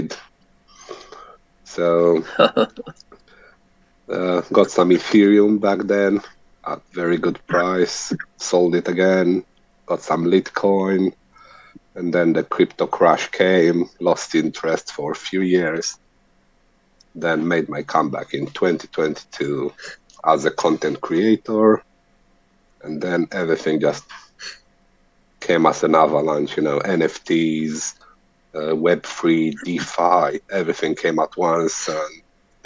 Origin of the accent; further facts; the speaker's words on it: Romania; now in United Kingdom; at the moment, I'm living in UK, but I'm born and bred in Romania.